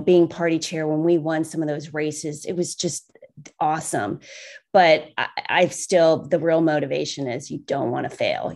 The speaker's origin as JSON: {"language": "English", "town": "Cincinnati", "region": "Ohio", "country": "United States", "tie": "born or raised there", "said": "I grew up in Cincinnati"}